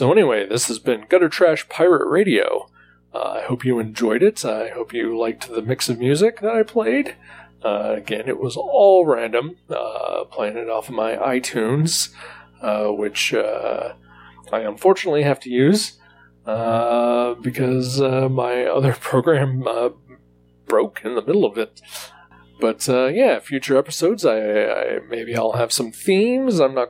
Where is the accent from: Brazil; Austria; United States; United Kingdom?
United States; Ohio; I am from Ohio.